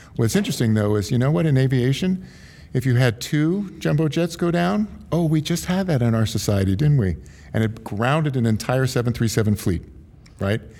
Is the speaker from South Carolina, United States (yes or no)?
no; Silicon Valley / San Francisco area, California, United States; I'm third generation San Francisco. I'm from Silicon Valley